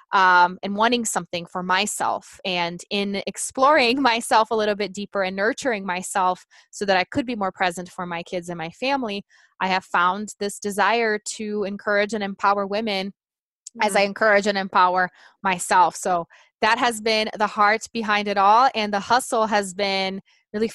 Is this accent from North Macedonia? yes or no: no; Brazil; first language Portuguese; English is a second language; moved away as an adult; now in Colorado, United States; I'm originally from Brazil. I do live in Colorado, but born and raised in Brazil